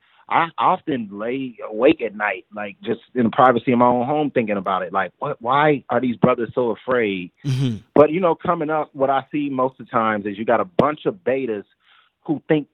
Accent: United States; we know we're black. And we know we're American

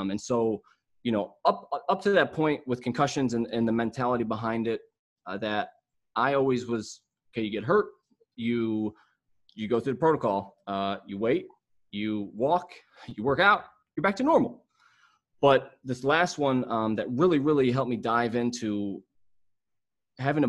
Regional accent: Mentor, Ohio, United States; I am from, well, Mentor, Ohio, which is like 20 minutes outside of Cleveland

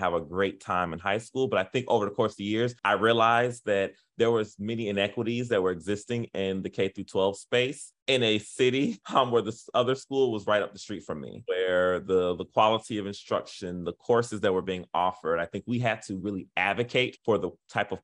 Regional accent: Miami, Florida, United States; moved away as an adult; also born or lived in Charlotte, North Carolina; now in Memphis, United States; I'm originally from Miami-Dade, Florida.

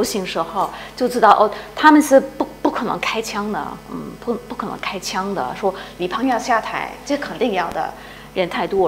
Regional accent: Hong Kong; moved away as an adult; also born or lived in London; 我是香港出生长大的

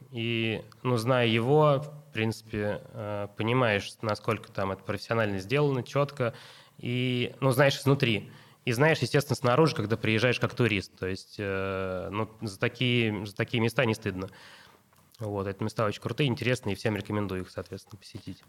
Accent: Russia; мы из России

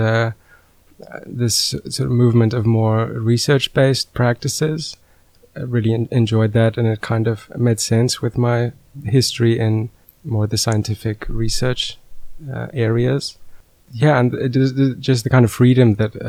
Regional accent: South Africa; moved away as an adult; now in Netherlands; I am originally from South Africa

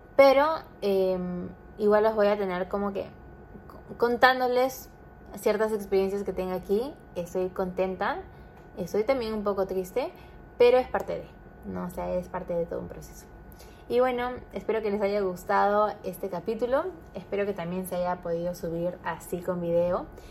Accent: Trujillo, La Libertad, Peru; now in Lima, Peru; yo soy trujillana, entonces eh, nosotros ya vivimos en Lima

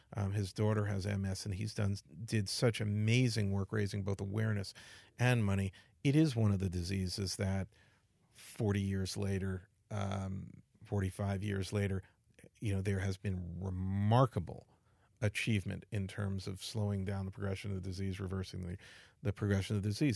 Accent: New York City, New York, United States; I grew up in the Bronx, and I thought we were middle class until I got to college

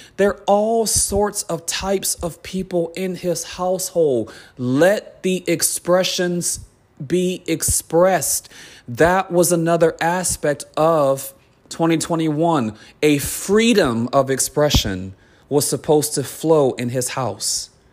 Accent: United States

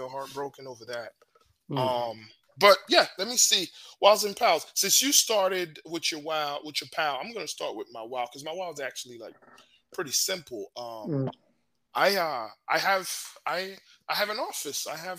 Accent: Montreal, Quebec, Canada; growing up in Montreal

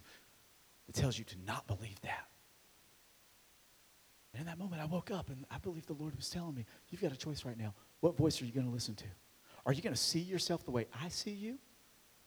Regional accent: Marion, Virginia, United States; my hometown of Marion, Virginia

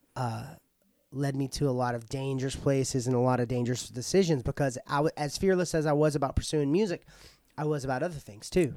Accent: Paris, Texas, United States; I was born here in Paris at McChristian Ho-, McChristian Hospital

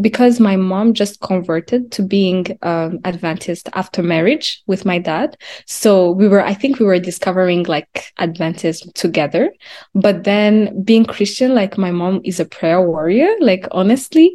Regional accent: Kigali, Rwanda; moved away as an adult; now in Canada; I was born and raised in Rwanda. I think I came here at 18. So I came in Canada at 18 years old

